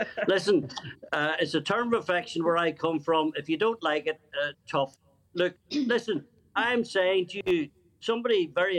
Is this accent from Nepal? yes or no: no; Northern Ireland, United Kingdom; I grew up in Northern Ireland as a white man, a Protestant, blah, blah, blah, blah, blah, became an actor.